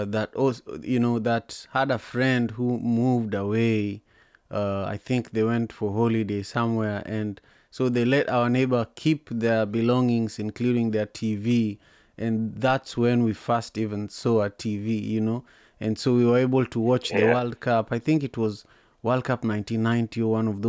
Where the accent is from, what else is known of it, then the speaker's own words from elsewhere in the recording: Kenya; now in Seattle, United States; I'm proud as a Kenyan and I'm proud as an African